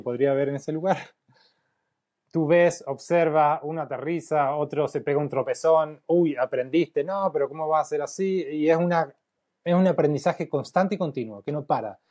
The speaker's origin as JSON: {"language": "Spanish", "town": "Paraná", "region": "Entre Ríos", "country": "Argentina", "moved": "as an adult", "lives_now": "Santiago, Chile", "said": "soy de Paraná Entre Ríos."}